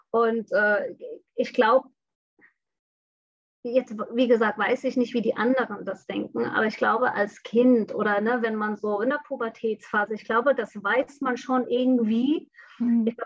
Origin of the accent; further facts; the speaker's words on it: Bangladesh; moved away as an adult; also born or lived in Hamburg, Germany; now in Germany; bin gebürtige Hamburgerin, bin aber mit fünfte Lebensalter nach Bangladesch zurückgeflogen, woher meine Eltern kommen. Und da bin ich aufgewachsen, bin dann mit 19 wieder zurück nach Deutschland gekommen.